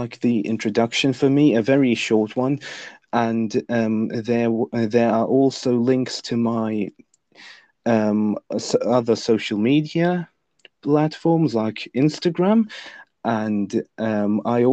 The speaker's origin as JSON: {"language": "English", "country": "Lithuania", "first_language": "Lithuanian", "second_language": "English", "said": "my native language, Lithuanian"}